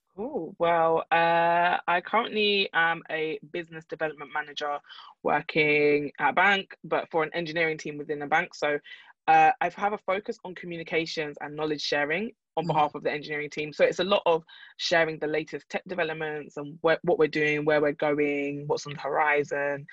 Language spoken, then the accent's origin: English; London, United Kingdom; I'm from London